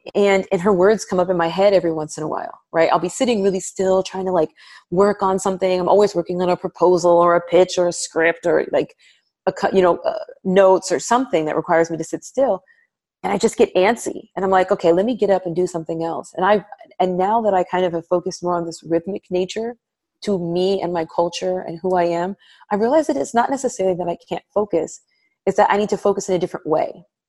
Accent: United States; I'm African American, I'm Black American

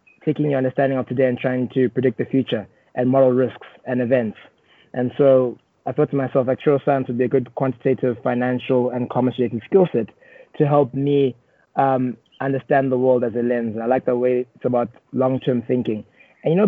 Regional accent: Johannesburg, Gauteng, South Africa; born and raised in South Africa, Johannesburg, but I have strong roots in Uganda, as my parents grew up and were born in Uganda.

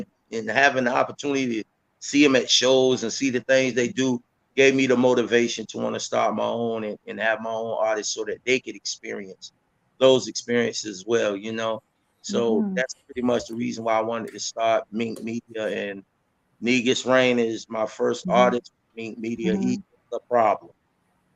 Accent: Portsmouth, Virginia, United States; I'm from Portsmouth, Virginia.

